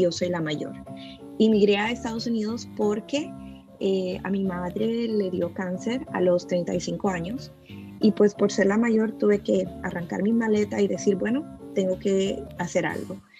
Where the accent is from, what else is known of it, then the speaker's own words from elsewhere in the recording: El Salvador; now in Virginia, United States; soy de El Salvador. Eh, vengo de un país, como sabemos todos, muy pobre.